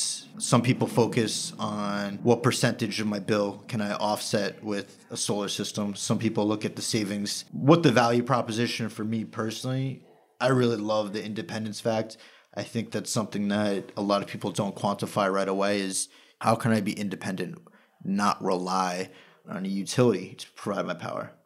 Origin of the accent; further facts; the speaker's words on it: Long Island, New York, United States; relocated back to the greater Long Island area. That's where I'm from, born and raised